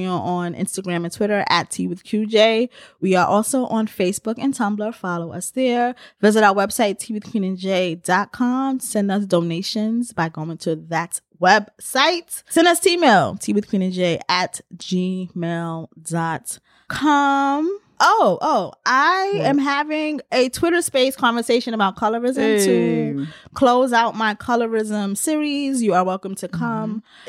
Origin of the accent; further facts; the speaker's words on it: New York, United States; because I know that I've been doing it as a New Yorker.